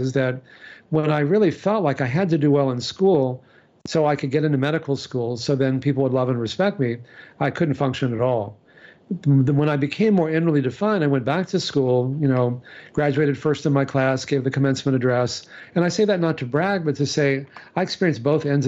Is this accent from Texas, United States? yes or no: yes; Texas, United States; I grew up in Texas